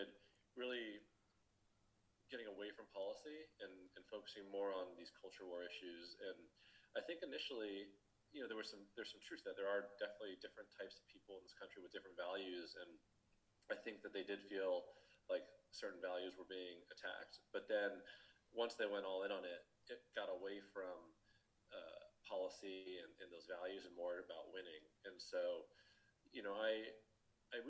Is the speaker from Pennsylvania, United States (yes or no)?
no; Arizona, United States; growing up in Arizona